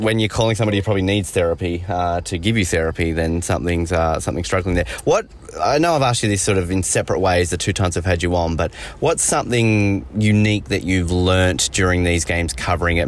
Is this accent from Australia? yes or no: yes; Australia; as an Australian